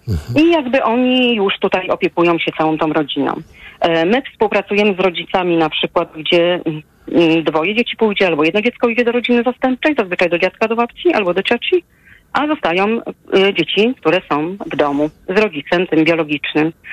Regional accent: Łódź, Łódź Voivodeship, Poland; u nas w Łodzi

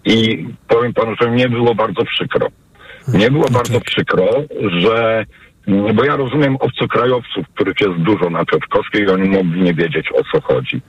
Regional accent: Łódź, Łódź Voivodeship, Poland; Ja jestem z Łodzi

